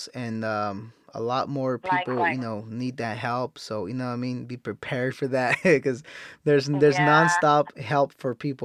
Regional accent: Salinas, California, United States; growing up where I grew up in Salinas, I've seen a lot of crazy stuff.

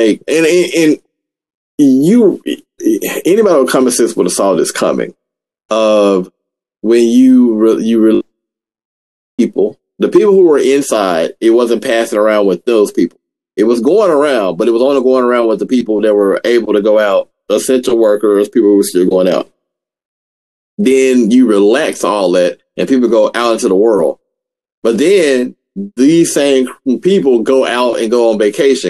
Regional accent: Memphis, Tennessee, United States; now in Texas, United States; I was in, you know, in my home state in Memphis for the last 3 weeks.

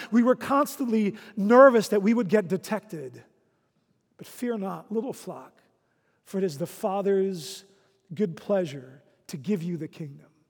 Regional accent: Netherlands; moved away; When I was a child growing up in the Netherlands

